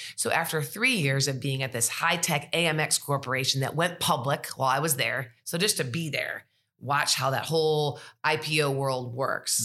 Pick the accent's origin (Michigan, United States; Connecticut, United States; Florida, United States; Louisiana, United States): Michigan, United States; Sterling Heights; moved away as an adult; now in Tuscaloosa, United States; I'm originally from Sterling Heights, Michigan